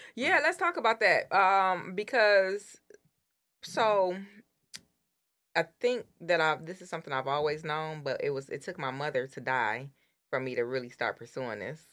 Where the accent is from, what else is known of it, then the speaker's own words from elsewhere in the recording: Detroit, Michigan, United States; I grew up in Detroit in the hood.